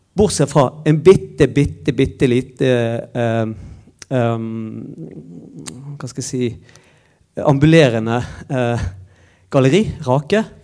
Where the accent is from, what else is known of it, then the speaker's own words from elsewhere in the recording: Bergen, Vestland, Norway; moved away as an adult; now in Trondheim, Norway; jeg kommer fra Bergen